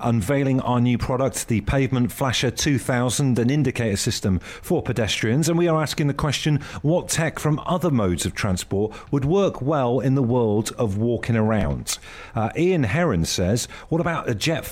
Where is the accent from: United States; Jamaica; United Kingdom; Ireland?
United Kingdom; Devon, South West England; I grew up in Devon on the south coast